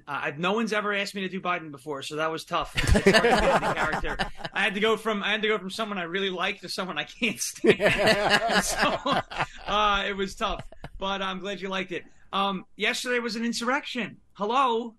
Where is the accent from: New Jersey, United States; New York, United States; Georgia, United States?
New York, United States; Long Island; now in Tennessee, United States; I'm from New York. I'm from Long Island. My former congressman, I moved to Tennessee